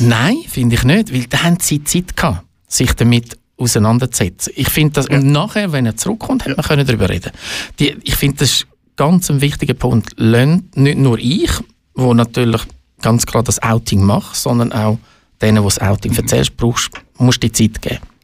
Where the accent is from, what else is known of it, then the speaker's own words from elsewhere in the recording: Baden, Aargau, Switzerland; also born or lived in Zurich; bin ein Aargauer, ein stolzer Aargauer, ich sage es ganz ehrlich, weil ich zu Baden aufgewachsen bin